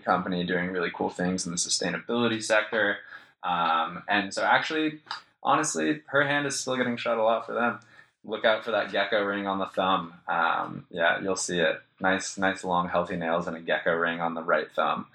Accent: Jackson, Wyoming, United States; accent: American; moved away as an adult; also born or lived in New York; now in Melbourne, Australia; growing up in Jackson Hole was insane. It's the prettiest place on earth

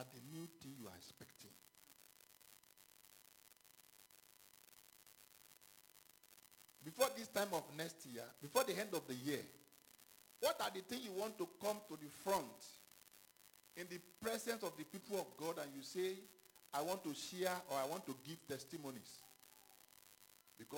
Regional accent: Ghana; moved away; I was born in Ghana too

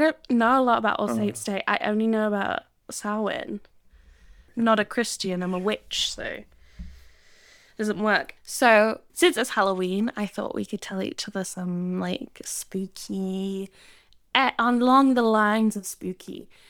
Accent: England, United Kingdom; now in Sydney, Australia; we're in Sydney in the Southern Hemisphere, so we don't have this. But in the Northern Hemisphere, where I grew up in England

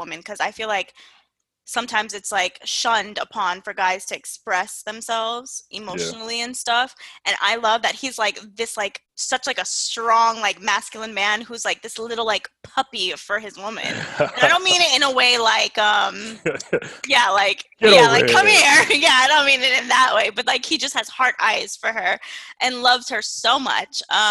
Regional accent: United States; I'm fucking West Indian American. I was raised Jamaican and Haitian

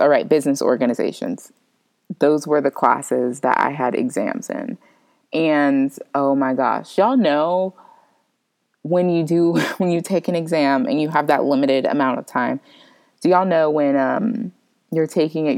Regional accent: Florida, United States; moved away; I'm originally from Florida

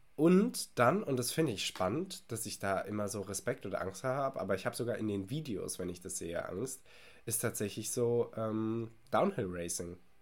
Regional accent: Germany; als Deutscher

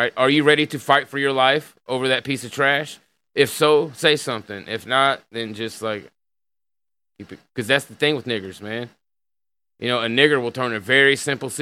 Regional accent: Tulsa, Oklahoma, United States; I grew up in Tulsa.

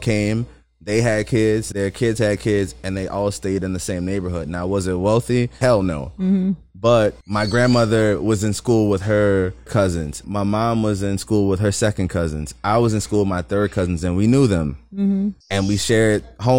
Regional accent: New Orleans, Louisiana, United States; I'm from the East, but I'm from a part of the East, New Orleans East, that is often overlooked

